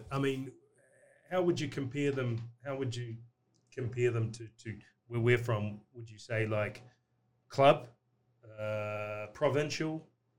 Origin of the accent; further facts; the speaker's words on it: New Zealand; now in Dubai, United Arab Emirates; being a Kiwi